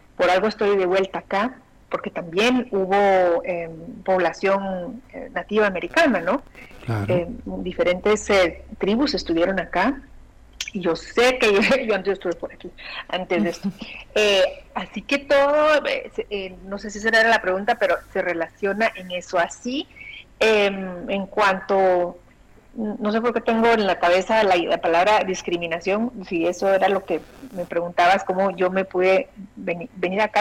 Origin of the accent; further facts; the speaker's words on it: Guatemala; moved away; en mi niñez, en mi adolescencia, la televisión que llega a Guatemala llegaba, era argentina